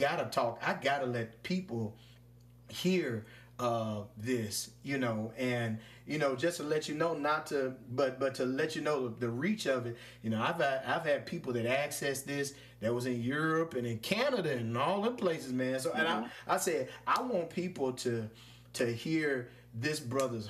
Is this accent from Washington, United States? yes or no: no; Louisville, Mississippi, United States; the old bakeries I had when I coming up in Louisville, Mississippi. Shout out to my hometown